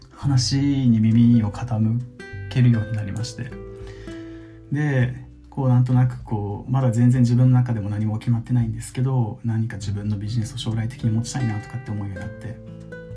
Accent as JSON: {"language": "Japanese", "region": "Okinawa", "country": "Japan", "tie": "born or raised there", "moved": "yes", "said": "先日地元沖縄に帰って"}